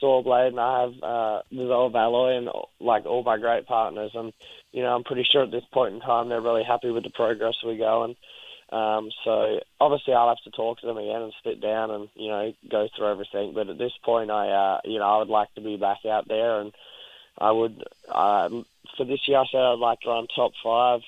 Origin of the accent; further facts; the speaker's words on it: Australia; I'm Australian. I'm not Texan.